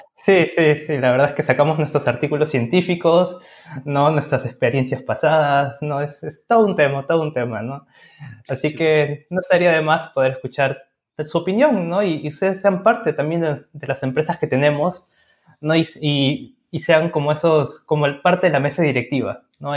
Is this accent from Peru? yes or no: yes; Peru; somos de Perú